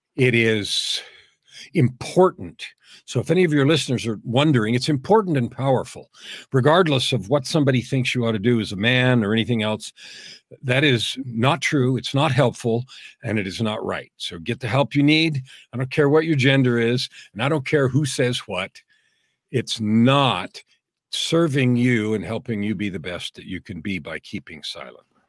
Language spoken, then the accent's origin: English; San Francisco, California, United States; moved away as an adult; now in Canada; I was actually born and raised in the US. I was born in San Francisco and raised in California.